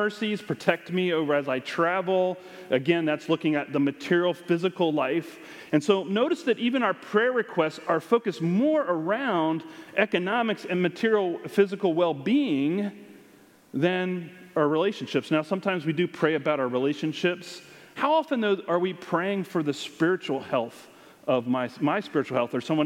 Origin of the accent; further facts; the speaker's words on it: United States; we are more American than Christian